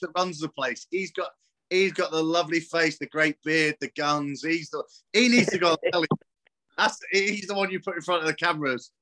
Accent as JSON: {"language": "English", "region": "southern England", "country": "United Kingdom", "tie": "born or raised there", "accent": "southern", "said": "I was born down south, as you can tell from my beautiful accent"}